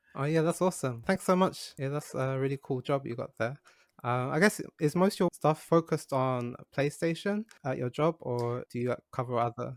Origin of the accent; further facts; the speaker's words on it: London, United Kingdom; now in Japan; I grew up in London